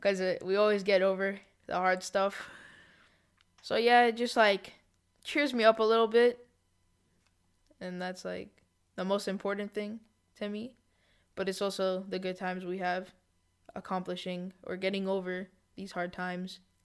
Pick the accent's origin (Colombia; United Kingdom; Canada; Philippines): Canada; I was born in Canada to Israeli parents